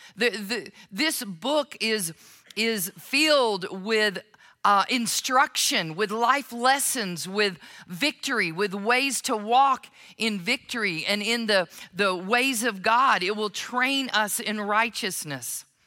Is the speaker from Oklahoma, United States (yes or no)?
yes; Oklahoma, United States; moved away; When I go to Oklahoma, now I understand that my accent never fully goes away. But when I go to Oklahoma, it's like I drive over that line, I go into my parents' home